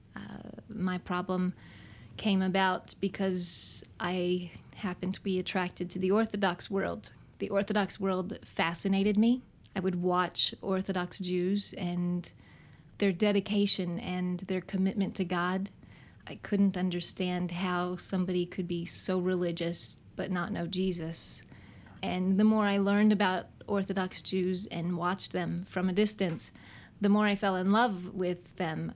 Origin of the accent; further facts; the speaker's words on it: Houston, Texas, United States; I was raised in Houston, Texas